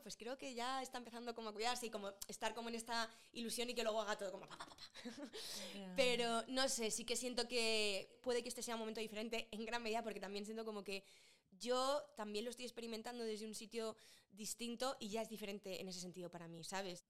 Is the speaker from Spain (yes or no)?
yes; Madrid, Community of Madrid, Spain; moved away; yo me fui de Madrid muy enamorada de Madrid